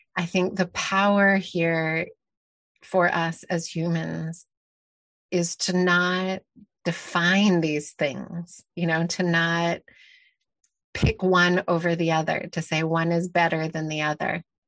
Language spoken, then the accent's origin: English; Canada; also born or lived in Mexico; I grew up in Canada in a very privileged, um, situation